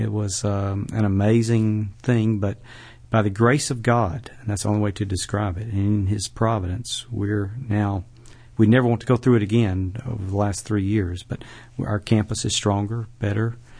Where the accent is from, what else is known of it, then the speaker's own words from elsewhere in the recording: Birmingham, Alabama, United States; also born or lived in Tuscaloosa, Alabama; now in Jackson, United States; I was born in Tuscaloosa, Alabama. Uh, moved to Birmingham when I was a, about a year old and grew up on the western side of, uh, Birmingham